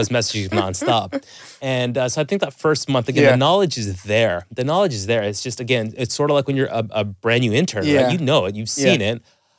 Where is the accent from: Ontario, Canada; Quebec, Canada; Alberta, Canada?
Ontario, Canada; Toronto; So, I mean, I'm Canadian from Toronto.